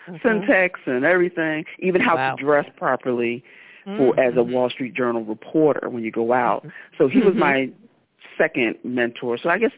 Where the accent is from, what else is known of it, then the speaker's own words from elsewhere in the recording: Philadelphia, Pennsylvania, United States; Okay, I was born and raised in Philadelphia, Pennsylvania.